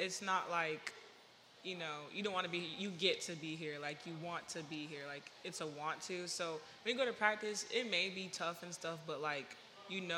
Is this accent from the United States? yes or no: yes; Sugar Hill, Georgia, United States; moved away as an adult; now in Buies Creek, United States; Sugar Hill, that's my hometown. Like, that's where I stay. That's where I grew up